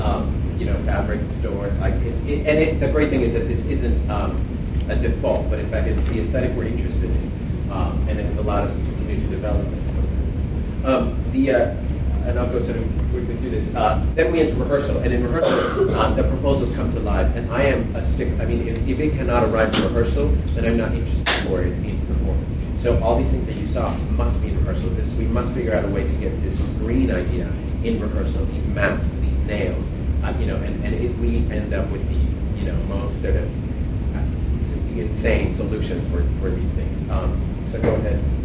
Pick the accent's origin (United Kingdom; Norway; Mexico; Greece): Mexico; moved away; I grew up in Mexico for, for much of my life